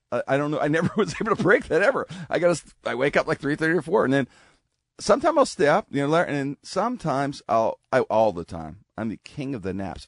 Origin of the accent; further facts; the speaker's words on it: Pittsburgh, Pennsylvania, United States; I'm a kid growing up in Pittsburgh